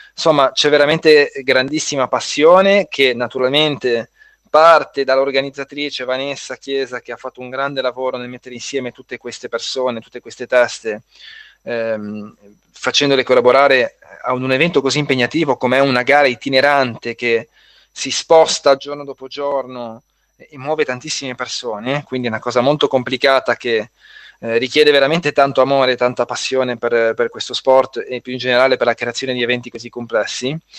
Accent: Genoa, Liguria, Italy; io sono di Genova

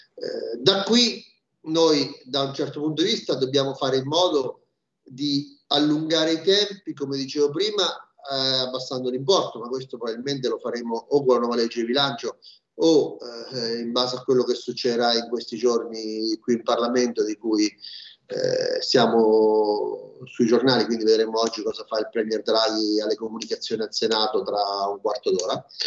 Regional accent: Marche, Italy; Io sono marchigiano

